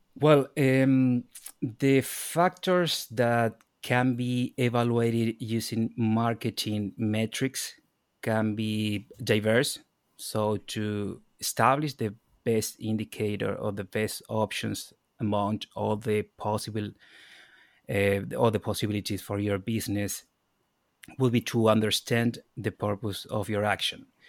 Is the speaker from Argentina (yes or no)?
yes; Argentina; moved away as an adult; also born or lived in Ireland; now in Dublin, Ireland; I'm from Argentina.